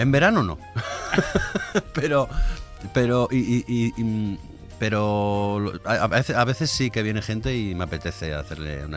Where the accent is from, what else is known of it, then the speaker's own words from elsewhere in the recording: Asturias, Spain; siendo asturiano y, siendo hijo de la mejor cocinera del mundo